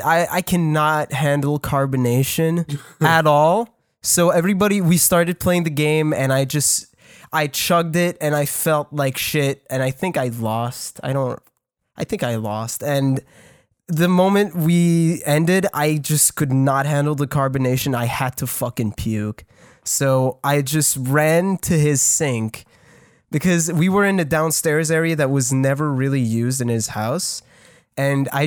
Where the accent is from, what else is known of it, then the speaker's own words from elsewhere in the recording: Canada; I'm French. I'm Canadian